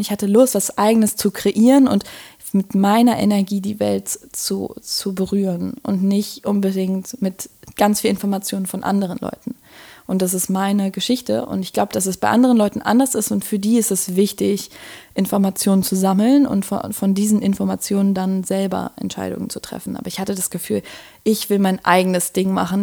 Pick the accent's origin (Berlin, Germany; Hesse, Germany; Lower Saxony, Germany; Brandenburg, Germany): Berlin, Germany; moved away as an adult; now in Netherlands; ich bin Berlinerin